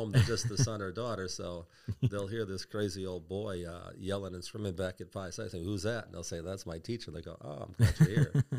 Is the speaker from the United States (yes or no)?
yes; Milwaukee, Wisconsin, United States; So I grew up on the South Side of Milwaukee, went to St. Roman's Grade School, Shoals Junior High, which is now Ronald Reagan.